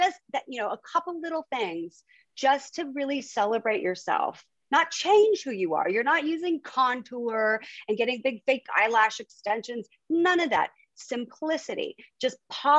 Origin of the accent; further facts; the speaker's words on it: Huntington Beach, California, United States; moved away as an adult; also born or lived in Miami / Europe; now in New York City, United States; So we grew up in Huntington Beach, California.